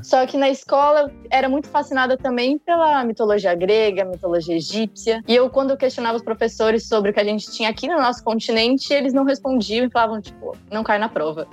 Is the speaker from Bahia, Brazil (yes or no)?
no; São Paulo, Brazil; eu sou de São Paulo